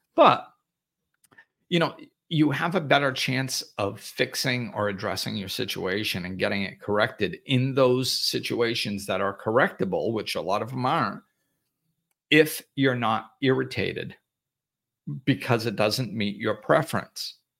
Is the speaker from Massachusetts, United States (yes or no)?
yes; Massachusetts, United States; moved away; also born or lived in Florida; I grew up in Massachusetts